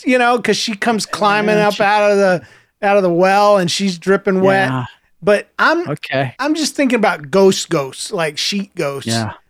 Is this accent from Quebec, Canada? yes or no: no; Alberta, Canada; I'm 11 from Alberta, Canada.